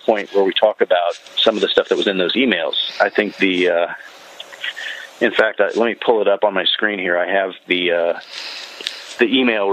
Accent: North Carolina, United States; I was growing up in North Carolina in the 1990s

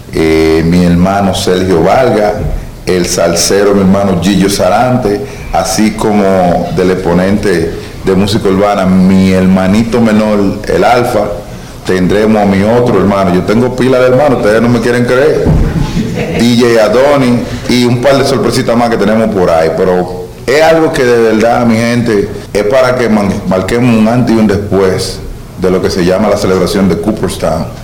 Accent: Dominican Republic; moved away; a mi pueblo, a la República Dominicana

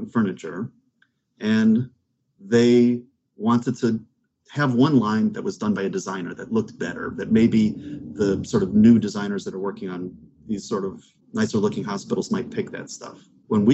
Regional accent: Chicago, Illinois, United States; I grew up in Chicago.

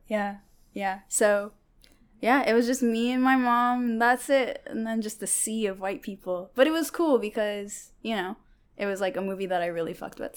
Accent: Bothell, Washington, United States; first language Tigrinya; English is a second language; also born or lived in Eritrea / Seattle; I moved to Seattle when I was three, but I grew up in Bothell

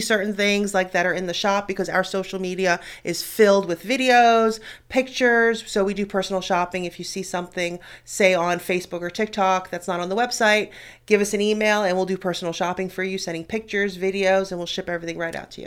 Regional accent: New York City, New York, United States; moved away; Growing up in New York City, I was exposed to a lot

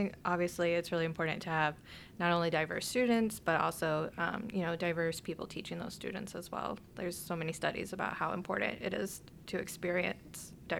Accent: Virginia, United States; now in Chicago, United States; where I grew up in Virginia

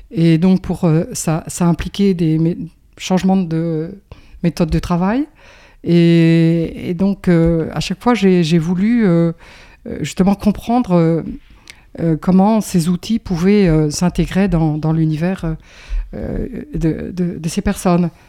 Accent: Roubaix, Hauts-de-France, France; born there; je suis né à Roubaix. Et, puis, ma foi, j'ai pas mal bougé en France, un petit peu à l'étranger.

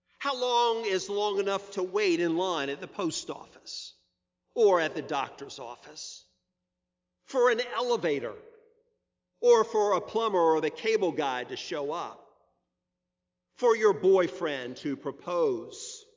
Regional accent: Virginia Beach, Virginia, United States; As a child, I grew up in Virginia Beach in the Allenton subdivision on Cooper Road.

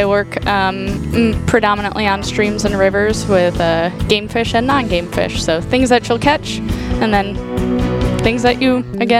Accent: Pennsylvania, United States; moved away as an adult; also born or lived in North Carolina / Arizona; now in Tennessee, United States; I grew up in Pennsylvania, went to school in North Carolina at NC State

